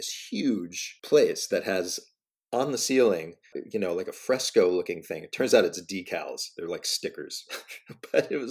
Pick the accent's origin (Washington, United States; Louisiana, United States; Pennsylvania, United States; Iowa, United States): Pennsylvania, United States; Pittsburgh; I actually worked at a theater in Pittsburgh, my hometown